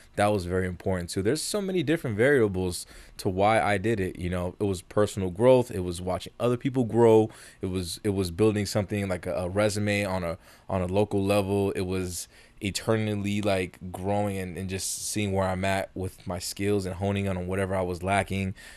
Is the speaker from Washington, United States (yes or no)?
no; Las Vegas, Nevada, United States; also born or lived in South Bronx, New York; I was raised in New, in, in, not in New York, in Vegas